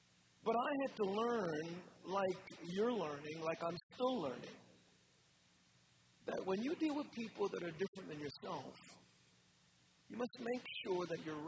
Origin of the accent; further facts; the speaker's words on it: New York, United States; I said, okay, I grew up in New York, I didn't know I was supposed to be scared.